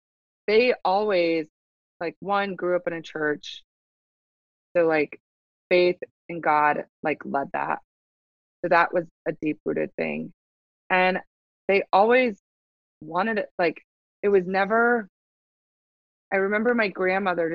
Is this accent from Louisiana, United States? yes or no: no; Nebraska, United States; born and raised in Nebraska.